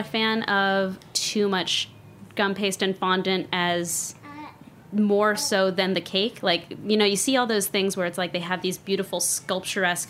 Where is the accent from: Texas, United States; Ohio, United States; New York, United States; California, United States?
California, United States; Arcadia; also born or lived in La Cañada, California; I grew up in Arcadia, California.